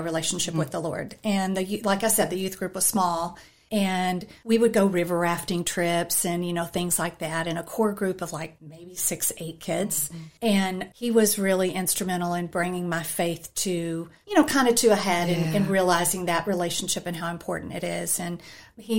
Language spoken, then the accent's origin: English; Texas, United States; moved away as an adult; also born or lived in Kentucky; now in Virginia, United States; Well, I grew up in Texas. Well, I was born in Kentucky, but grew up in Texas and went to college there